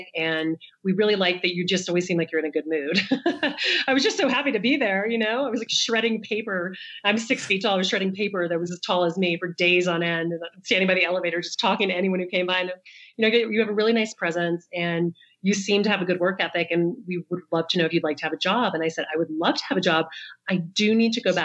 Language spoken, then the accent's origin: English; the South, United States; now in New York, United States; I grew up in the South.